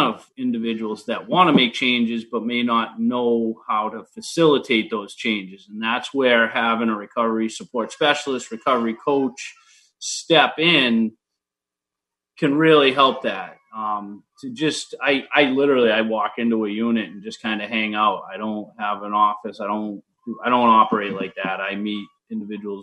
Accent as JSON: {"language": "English", "town": "Attleboro", "region": "Massachusetts", "country": "United States", "tie": "born or raised there", "also_born_or_lived": "Boston, Massachusetts", "lives_now": "Stoughton, United States", "said": "I grew up in Attleboro, Mass"}